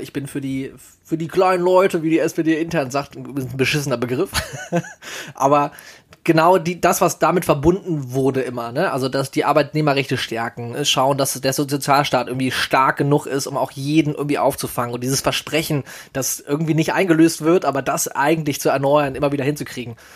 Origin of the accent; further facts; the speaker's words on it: Solingen, North Rhine-Westphalia, Germany; aus meiner Heimatstadt